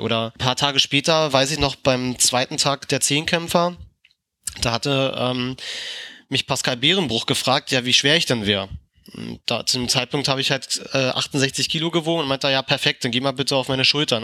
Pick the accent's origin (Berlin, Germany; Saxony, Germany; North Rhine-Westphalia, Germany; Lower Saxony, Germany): Berlin, Germany; für mich als Berliner